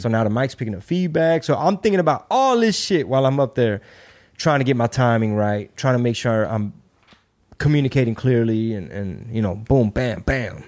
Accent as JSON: {"language": "English", "region": "Texas", "country": "United States", "said": "I'm from Texas, I'm Mexican"}